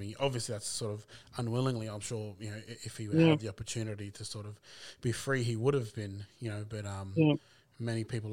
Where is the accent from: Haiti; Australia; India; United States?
Australia; Brisbane, Queensland; I grew up in Brisbane